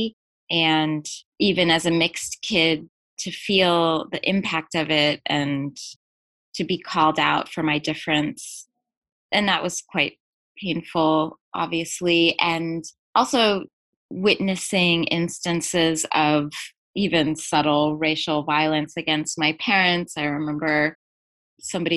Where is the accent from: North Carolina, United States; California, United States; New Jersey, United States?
California, United States; La Jolla; also born or lived in New York City; I was born in New York City, and yes, my family moved to La Jolla, California when I was one